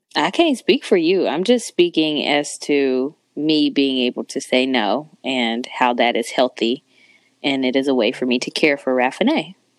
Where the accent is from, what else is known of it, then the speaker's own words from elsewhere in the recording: San Antonio, Texas, United States; also born or lived in Chicago, Illinois / Indianapolis, Indiana; now in Dallas, United States; I was born in Chicago, but I was raised in Texas, San Antonio, Texas, to be specific.